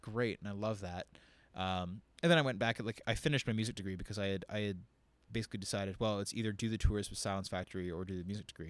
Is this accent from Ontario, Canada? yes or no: yes; Windsor, Ontario, Canada; I'm from Windsor, Ontario